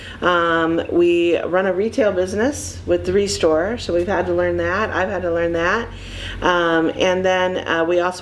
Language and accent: English; Findlay, Ohio, United States; moved away; also born or lived in Michigan; This Findlay's my hometown. I was gone for almost 30 years and working and living in Michigan, and I'm just really grateful to be back home